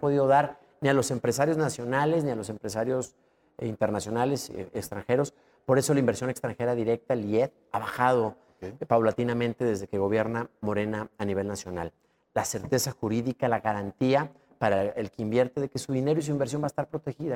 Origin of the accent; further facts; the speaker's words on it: Mexico; nos lastima como mexicanos